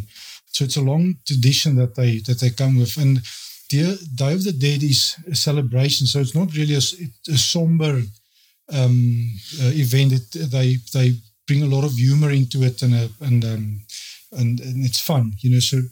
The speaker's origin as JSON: {"language": "English", "country": "South Africa", "said": "I'm from South Africa, currently in Oaxaca"}